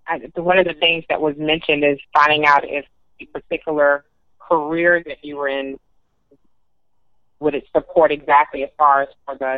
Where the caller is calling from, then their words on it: Atlanta, Georgia, United States; I'm calling from Atlanta.